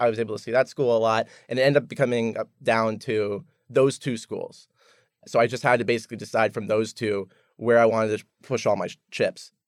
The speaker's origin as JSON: {"language": "English", "town": "Columbia", "region": "Maryland", "country": "United States", "tie": "born or raised there", "also_born_or_lived": "Baltimore / San Francisco", "moved": "as an adult", "lives_now": "Charlottesville, United States", "said": "I grew up in Columbia, Maryland"}